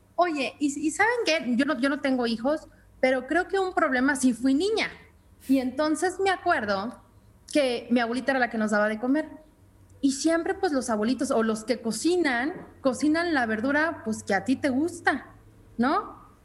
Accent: Mexico; como mexicanos y como latinos

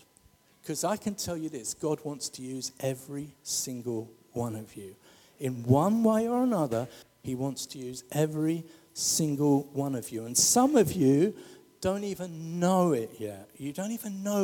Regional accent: London, United Kingdom; I come from the St. Helier estate

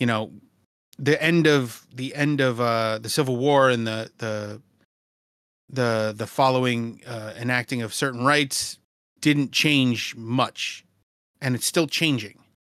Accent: New York City, New York, United States; I grew up in Brooklyn in the nineties.

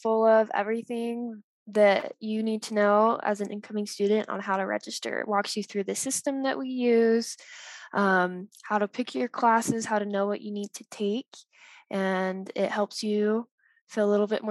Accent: Bountiful, Utah, United States; I'm a senior at USU studying dietetics and kinesiology, and I'm from Bountiful, Utah.

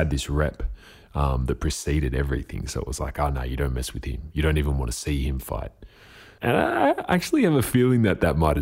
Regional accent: Diamond Valley Football League, Victoria, Australia; I grew up playing in the Diamond Valley Football League, which later became the Northern Football League

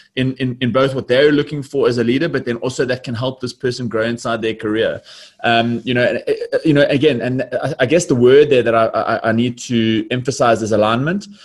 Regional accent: Johannesburg, Gauteng, South Africa; born and bred in Johannesburg

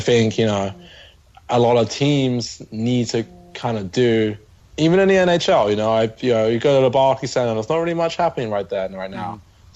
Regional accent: London, United Kingdom; So yeah, I'm from the UK. I'm from London, just outside.

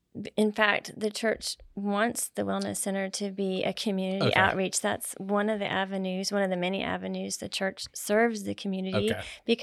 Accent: Maitland, Florida, United States; I grew up in Central Florida in a town called Maitland, just north of Orlando.

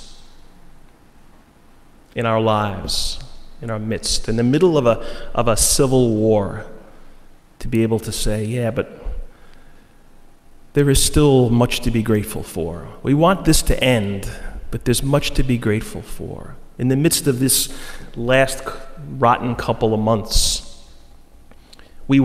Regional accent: Floral Park, New York, United States; a guy I grew up with in Floral Park

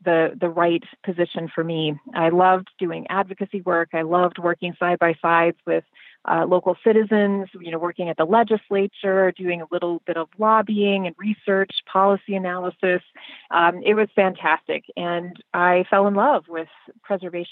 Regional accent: Minnesota, United States; moved away as an adult; now in Chicago, United States; if my accent doesn't give me away, I grew up in Minnesota. And I spent most of my life there until I went off to college

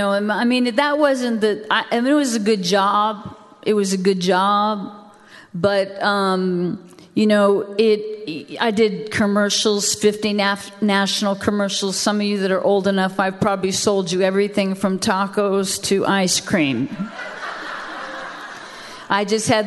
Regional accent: the South, United States; I didn't even know I was from the South.

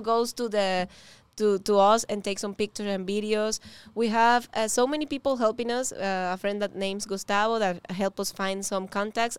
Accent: Venezuela; English is a second language; moved away as an adult; now in Miami, United States; We are both from Venezuela. We came here alone.

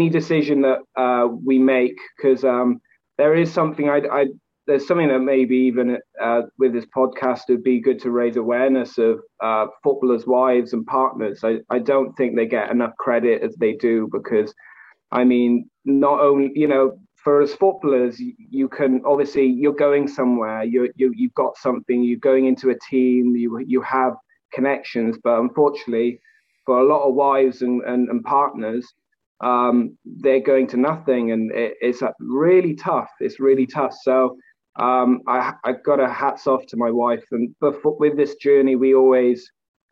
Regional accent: Wales, United Kingdom; also born or lived in Wycombe, England; now in Scotland, United Kingdom; I'm originally from Wales

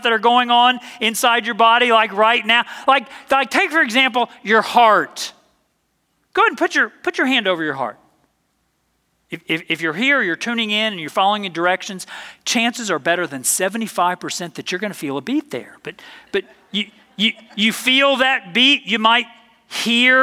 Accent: the South, United States; I'm from the South

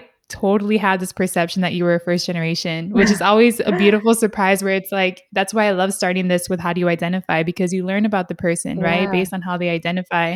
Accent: San Diego, California, United States; I'm from San Diego, was born and raised here

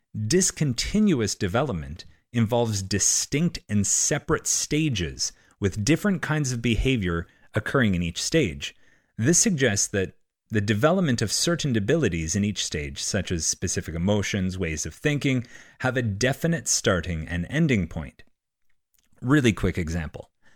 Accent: Canada; I'm Canadian.

